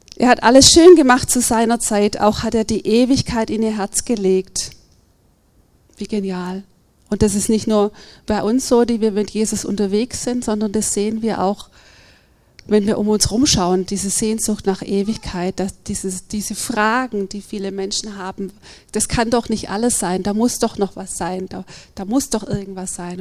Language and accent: German; Germany; als Deutsche